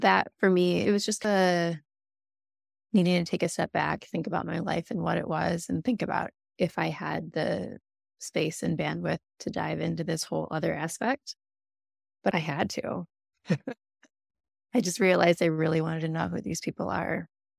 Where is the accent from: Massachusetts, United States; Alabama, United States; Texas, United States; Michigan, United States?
Michigan, United States; I was raised by my aunt and uncle who became my parents, but I was raised outside of Ann Arbor